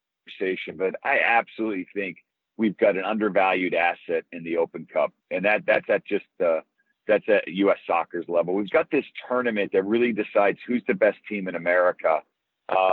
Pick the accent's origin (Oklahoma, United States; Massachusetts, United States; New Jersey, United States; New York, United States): Massachusetts, United States; Boston; moved away as an adult; also born or lived in London, England; I grew up in Boston